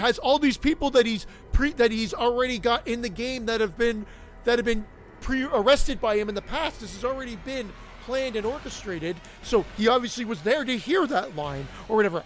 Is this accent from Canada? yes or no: yes; Canada; I'm Canadian